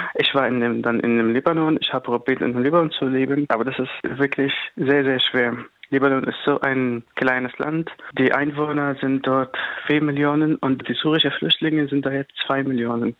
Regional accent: Damascus, Damascus Governorate, Syria; German is a second language; moved away as an adult; also born or lived in Lebanon; now in Giessen, Germany; Ich komme aus Damaskus. Damaskus ist die Hauptstadt.

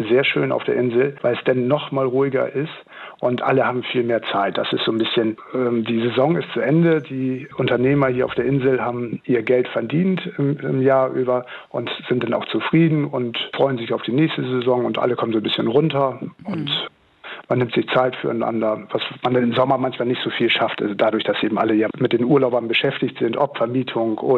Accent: Lower Saxony, Germany; ich komme ursprünglich aus dem Stader Land und äh, bin da eben auch richtig ländlich aufgewachsen.

